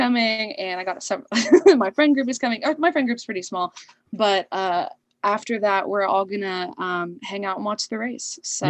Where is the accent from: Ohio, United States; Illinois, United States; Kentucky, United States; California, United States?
Kentucky, United States; Louisville; Cause you know, I grew up in Kentucky.